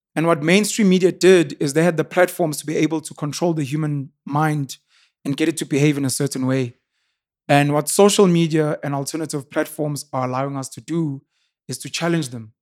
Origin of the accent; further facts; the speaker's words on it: Newcastle, KwaZulu-Natal, South Africa; I was raised in Newcastle, born and raised in Newcastle, born and bred in Newcastle. In K Z N